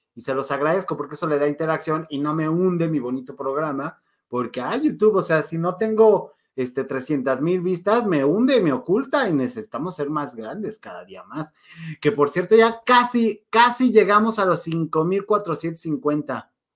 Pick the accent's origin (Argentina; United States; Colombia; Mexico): Mexico; como buen mexicano